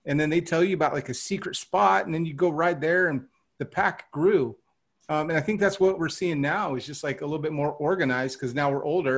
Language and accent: English; Lodi, California, United States; also born or lived in Stockton, California; growing up in Northern California, up in Lodi and Stockton